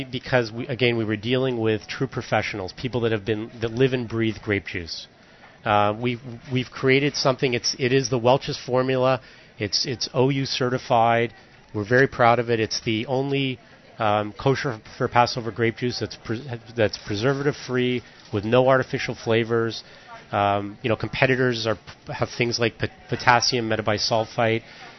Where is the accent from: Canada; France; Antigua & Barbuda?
Canada; Toronto, Ontario; born or raised there